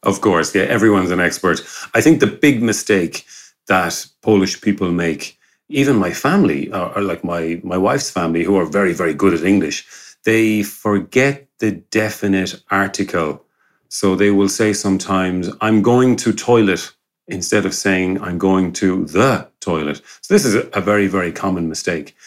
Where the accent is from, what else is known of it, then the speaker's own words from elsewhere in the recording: Galway, Connacht, Ireland; moved away as an adult; now in Gliwice, Poland; I'm an Irishman, I'm from Galway and uh, in the west of Ireland.